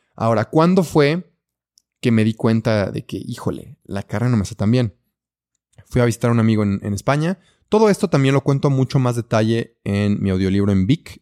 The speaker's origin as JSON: {"language": "Spanish", "country": "Mexico", "also_born_or_lived": "Belgium", "said": "así somos los mexicanos"}